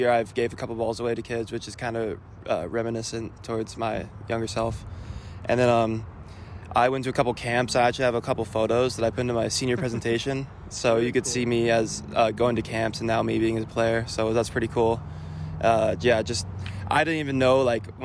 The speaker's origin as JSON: {"language": "English", "town": "Chelan", "region": "Washington", "country": "United States", "tie": "born or raised there", "said": "I went to Apple Sox my whole life growing up in Chelan"}